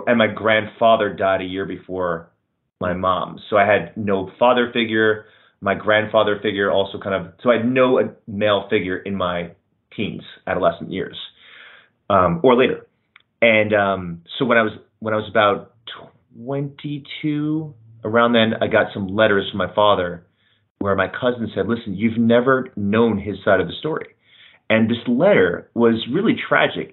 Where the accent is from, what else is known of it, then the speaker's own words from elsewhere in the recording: New York, United States; as a New Yorker